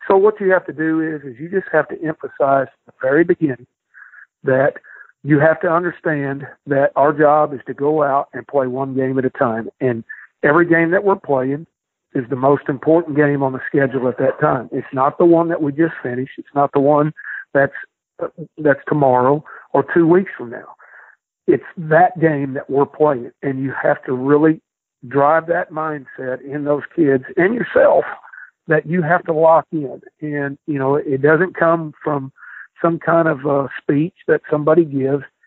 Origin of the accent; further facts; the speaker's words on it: Midwest, United States; now in Hattiesburg, United States; I'm from the Midwest